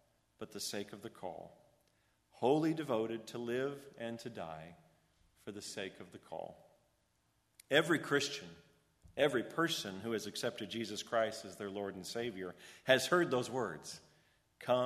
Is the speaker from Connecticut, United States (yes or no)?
yes; Orange, Connecticut, United States; also born or lived in Rockford, Illinois; I was born in Rockford, Illinois, and we moved a lot due to the instability of my father's work. We settled in Orange, Connecticut in the start of my second grade year